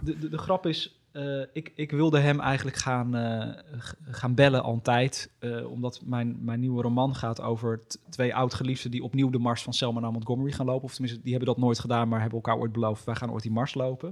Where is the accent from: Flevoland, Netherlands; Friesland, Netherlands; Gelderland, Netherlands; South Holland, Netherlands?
Flevoland, Netherlands; Almere; niet geboren, maar wel opgegroeid